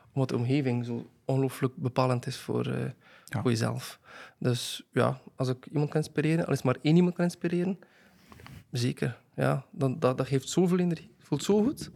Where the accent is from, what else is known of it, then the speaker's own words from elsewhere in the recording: Bruges, Flanders, Belgium; omdat ik van Brugge ben